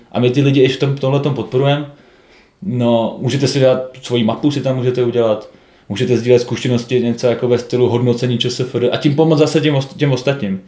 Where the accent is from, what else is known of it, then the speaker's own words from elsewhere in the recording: Czechia; jsme Češi